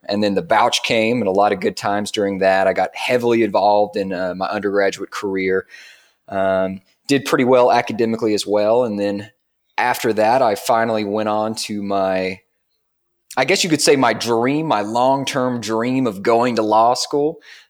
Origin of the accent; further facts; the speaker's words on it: Dayton, Tennessee, United States; Well, Dayton, Tennessee, I mean, I'm sure a lot of people that may be listening who grew up in a small town, they can definitely relate or at least understand.